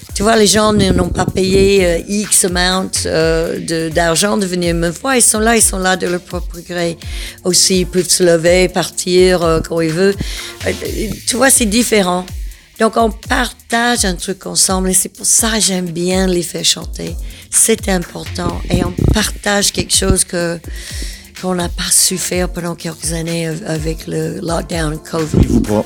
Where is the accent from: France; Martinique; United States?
United States; the southern United States; now in Belgium; je viens du sud des États-Unis